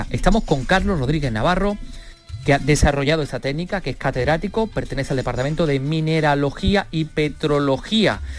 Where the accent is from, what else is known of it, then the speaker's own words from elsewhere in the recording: La Carolina, Andalusia, Spain; mi pueblo, de la Carolina